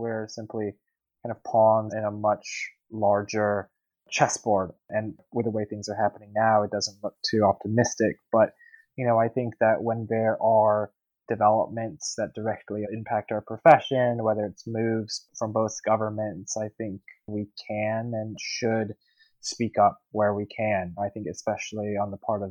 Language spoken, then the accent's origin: English; United States; now in Taipei, Taiwan; being an American reporter